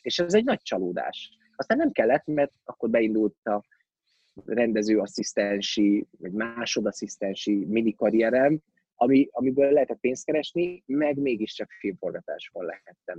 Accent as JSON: {"language": "Hungarian", "town": "Miskolc", "region": "Borsod-Abaúj-Zemplén", "country": "Hungary", "tie": "born or raised there", "also_born_or_lived": "Budapest", "moved": "as an adult"}